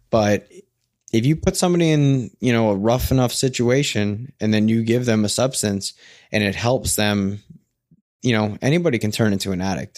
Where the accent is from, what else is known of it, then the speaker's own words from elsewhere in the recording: New Jersey, United States; now in Portland, United States; I'm a guy from Jersey that lives in Portland